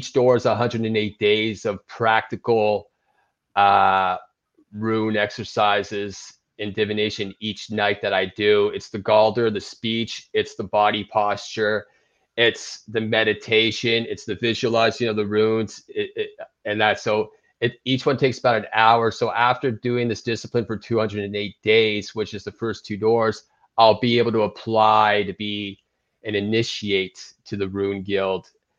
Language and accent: English; Toronto, Ontario, Canada; I'm from Toronto, Ontario.